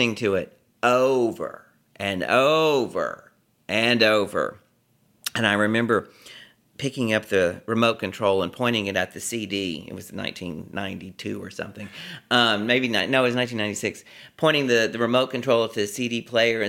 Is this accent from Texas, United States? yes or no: yes; Beaumont, Texas, United States; moved away as an adult; now in New York City, United States; Beaumont, Texas